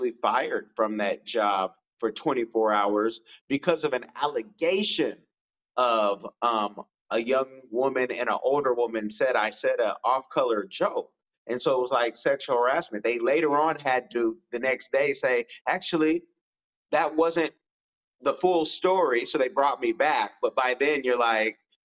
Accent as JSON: {"language": "English", "town": "Oakland", "region": "California", "country": "United States", "said": "I'm from Oakland, California, but I have a very privileged background."}